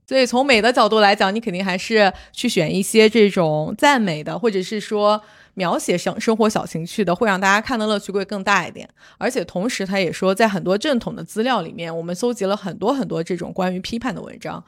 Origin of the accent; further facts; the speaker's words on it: Jining, Shandong, China; moved away; 我们家乡那里其实是有名的这个蒜香，就是蒜香